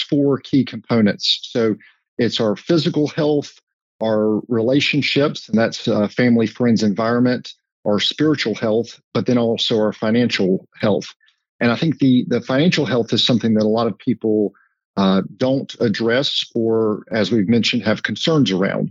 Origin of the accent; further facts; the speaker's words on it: High Point, North Carolina, United States; I grew up in High Point